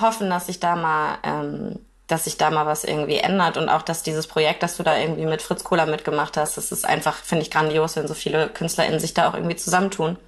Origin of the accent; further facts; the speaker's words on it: Kiel, Schleswig-Holstein, Germany; ich wohne in Kiel